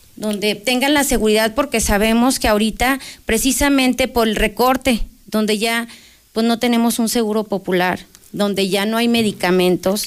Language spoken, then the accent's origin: Spanish; Aguascalientes, Mexico; soy una candidata de Aguascalientes, que soy nacida en Aguascalientes, que no venimos de fuera